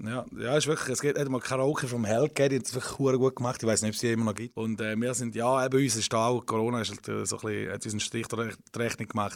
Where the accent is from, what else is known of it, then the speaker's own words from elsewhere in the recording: Widnau, St. Gallen, Switzerland; ich bin in Wittnau aufgewachsen